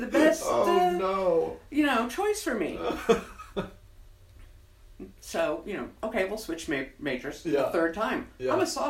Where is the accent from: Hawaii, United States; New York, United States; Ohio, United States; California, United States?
New York, United States; Western; born or raised there; moved away as an adult; also born or lived in Indiana / Vernon Valley, New Jersey / Ocean City, Maryland; now in San Antonio, United States